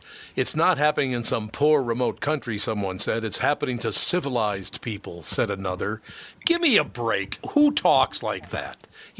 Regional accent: Minneapolis, Minnesota, United States; growing up in North Minneapolis, I never saw the strife in North Minneapolis that apparently everybody else in the world saw. Even though it was a Catholic, Jewish, and black neighborhood, we got along.

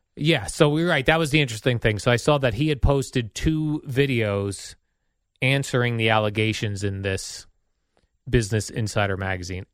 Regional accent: Jersey City, New Jersey, United States; The hospital I was born in in Jersey City

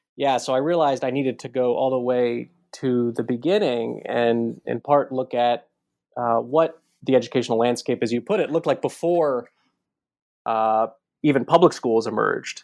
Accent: Baltimore, Maryland, United States; I grew up in Baltimore, uh, not, not too far from Washington, D C

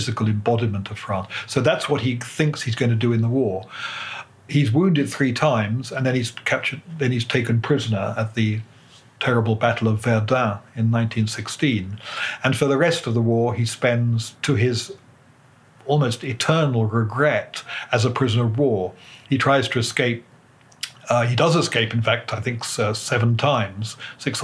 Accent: United Kingdom; as a British historian

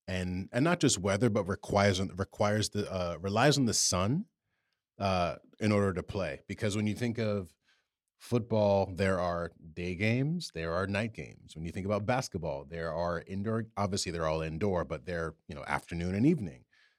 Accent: New York, United States; And especially as a New Yorker where our courses are packed and it's hard to get a tee time

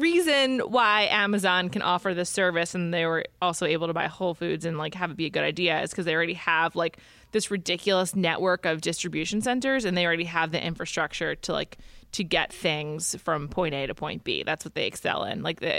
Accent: New York City, New York, United States; I'm from New York City where they really excel at takeout and delivery.

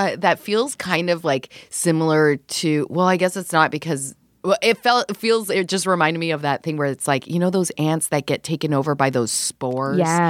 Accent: Canada; I grew up in Canada

